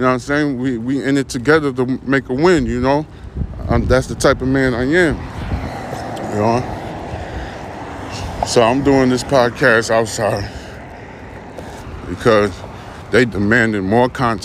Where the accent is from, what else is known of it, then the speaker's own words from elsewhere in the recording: New York, United States; I'm from New York